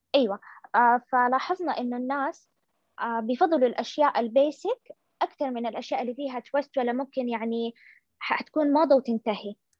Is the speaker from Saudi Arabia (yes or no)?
yes; Saudi Arabia; عندنا في السعوديه